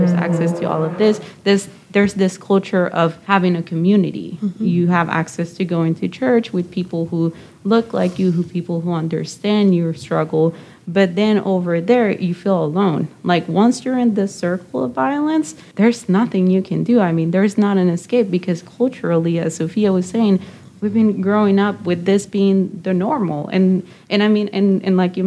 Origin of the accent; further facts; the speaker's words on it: Nicaragua; now in United States; I'm originally from Nicaragua